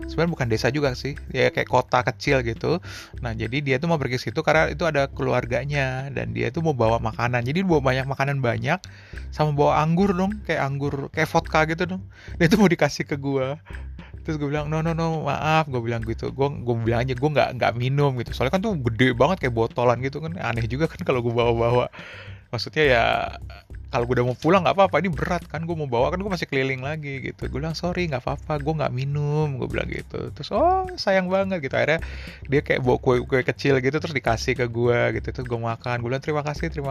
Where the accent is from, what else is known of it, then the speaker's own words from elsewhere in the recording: Indonesia; terus gue bilangin kan gue dari Indonesia gue bilang mau gue ke Helsinki